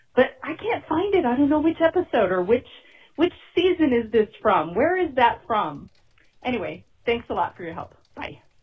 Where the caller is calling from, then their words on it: Riverside, California, United States; I'm calling from Riverside, California